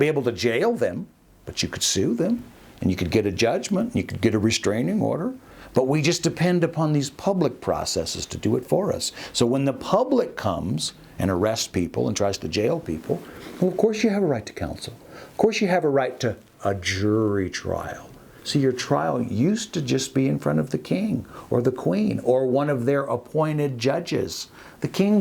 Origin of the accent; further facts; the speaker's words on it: Austin, Texas, United States; moved away; also born or lived in Alaska; I was born in Austin, Texas. I kind of grew up in Austin before I moved to Alaska